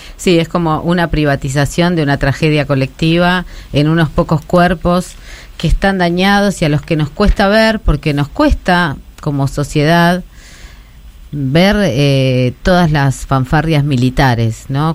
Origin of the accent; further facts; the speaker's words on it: Moreno, Buenos Aires Province, Argentina; soy de Moreno